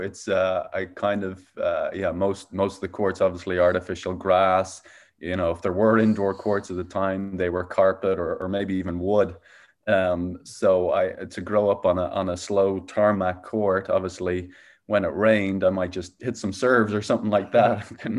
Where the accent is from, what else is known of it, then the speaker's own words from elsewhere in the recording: Dublin, Leinster, Ireland; now in Phoenix, United States; Yeah, so I grew up in Dublin, Ireland. I'm now living in Phoenix, Arizona.